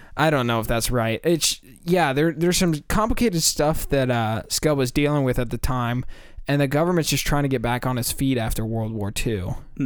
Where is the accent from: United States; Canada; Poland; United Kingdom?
United States; We're from America